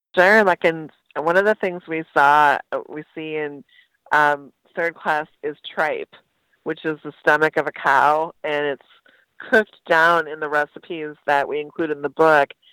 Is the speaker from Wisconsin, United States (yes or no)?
yes; Wausau, Wisconsin, United States; also born or lived in Merrill, Wisconsin; I lived in the town for a few years and then actually grew up in Wausau